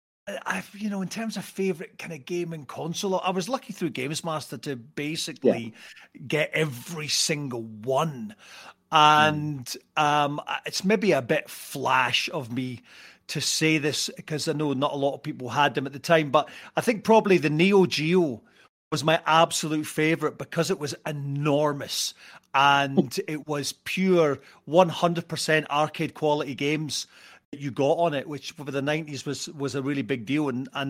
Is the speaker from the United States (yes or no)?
no; Arbroath, Scotland, United Kingdom; I was very lucky that I grew up in Arbroath, and one of the few places that had a genuine bona fide fairground